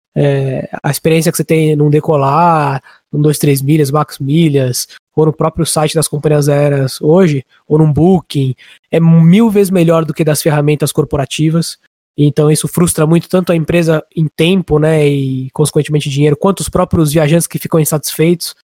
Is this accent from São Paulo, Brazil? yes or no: yes; Barueri, São Paulo, Brazil; moro aqui em Alphaville já faz mais ou menos uns 18 anos, então ah, quase quase dois terços aí da minha vida eu já tô aqui em Alphaville faz um bom tempo, meus amigos mais próximos, meus amigos de infância, de colégio, até de faculdade, boa parte ah, é daqui